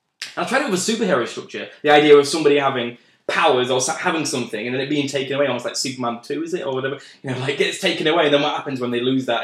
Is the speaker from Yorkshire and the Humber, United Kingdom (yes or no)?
yes; Yorkshire and the Humber, United Kingdom; I'm from Yorkshire